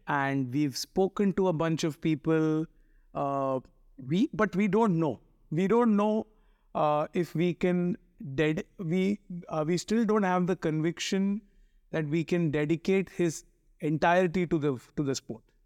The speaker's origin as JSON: {"language": "English", "town": "Mumbai", "region": "Maharashtra", "country": "India", "tie": "born or raised there", "said": "I grew up in, uh, what is called the Chennai of Bombay, Chembur"}